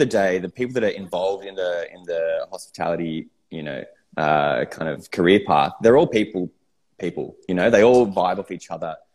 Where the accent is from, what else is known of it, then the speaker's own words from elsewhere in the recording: Sydney, New South Wales, Australia; I grew up in Sydney